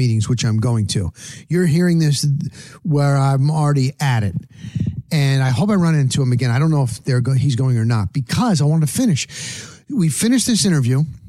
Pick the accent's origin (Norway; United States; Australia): United States; Tampa, Florida; I said I was from Tampa.